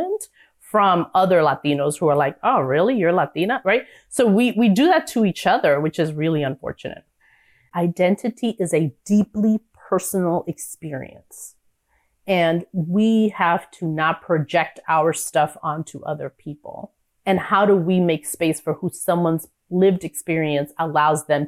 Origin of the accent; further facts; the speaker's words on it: New York, United States; being a New Yorker